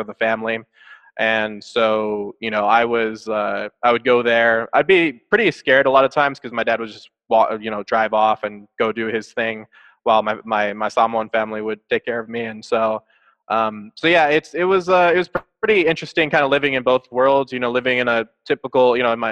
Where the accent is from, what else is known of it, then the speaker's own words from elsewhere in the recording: Santa Clara, California, United States; I was born in Santa Clara, California, but pretty much right next to San Jose, California. And if anybody's familiar with Silicon Valley, that's where that is all located. And so I grew up there